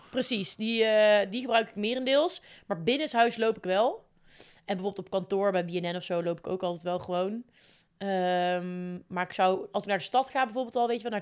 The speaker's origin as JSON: {"language": "Dutch", "town": "Groesbeek", "region": "Gelderland", "country": "Netherlands", "lives_now": "Nijmegen, Netherlands", "said": "Ehm, en ik kom uit Nijmegen. Dat zeg ik dus eigenlijk altijd."}